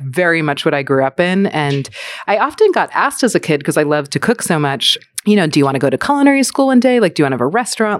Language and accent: English; New York City, New York, United States; I was born in Manhattan to two Jewish New Yorkers